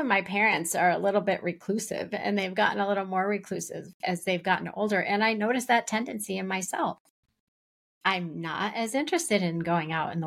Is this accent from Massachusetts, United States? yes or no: yes; just outside of Boston, Massachusetts, United States; we grew up just outside of Boston, but in different eras